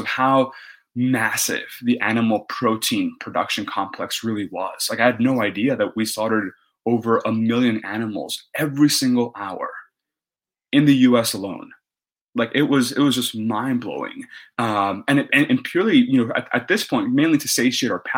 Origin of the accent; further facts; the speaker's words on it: Texas, United States; I grew up in Texas, and I'm Mexican by heritage